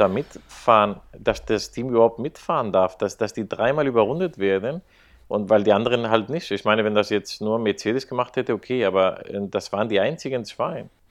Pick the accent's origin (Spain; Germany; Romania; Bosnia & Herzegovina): Spain; als Spanier